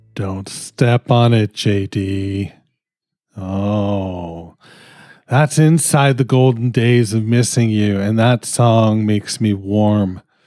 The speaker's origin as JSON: {"language": "English", "country": "Canada", "said": "I'm fucking Canadian."}